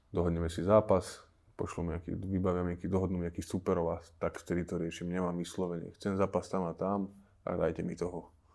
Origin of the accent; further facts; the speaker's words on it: Slovakia; Budem zápasy doma na Slovensku